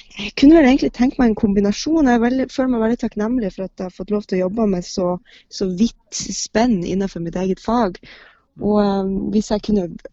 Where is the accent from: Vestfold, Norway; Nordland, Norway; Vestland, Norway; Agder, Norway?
Nordland, Norway; Bodø; moved away; når jeg kommer fra Bodø, og når jeg var liten, så var det jo Riksteatret og Nordland Teater som var liksom det som, det som var av, av teatertilbud